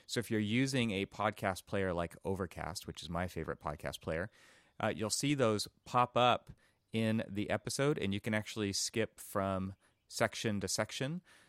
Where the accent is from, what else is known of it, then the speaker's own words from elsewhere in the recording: Los Angeles, California, United States; in Los Angeles, my hometown.